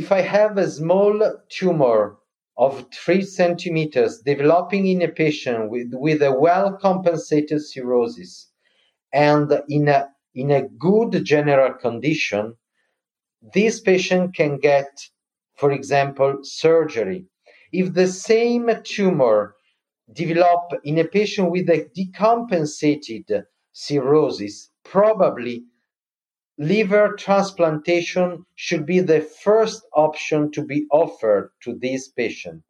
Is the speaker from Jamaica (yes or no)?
no; Milan, Lombardy, Italy; I'm from Milan